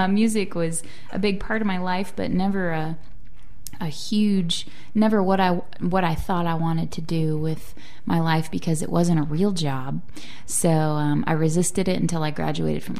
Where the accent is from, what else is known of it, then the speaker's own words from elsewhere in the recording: Atlanta, Georgia, United States; moved away as an adult; I grew up in Atlanta, mostly in the downtown area